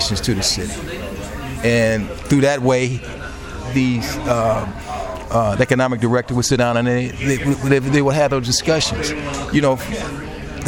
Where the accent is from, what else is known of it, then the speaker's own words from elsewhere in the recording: Chicago, Illinois, United States; I was raised in public housing. I grew up in Archer Courts